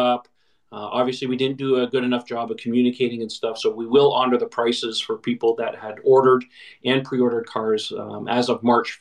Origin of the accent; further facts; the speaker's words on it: Canada; I'm Canadian as well